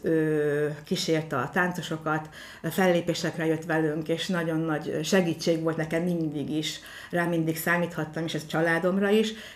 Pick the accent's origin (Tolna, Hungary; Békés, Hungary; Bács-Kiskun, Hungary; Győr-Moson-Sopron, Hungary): Tolna, Hungary; Mórágy; moved away as an adult; now in Bonyhád, Hungary; én is Mórágyon nevelkedtem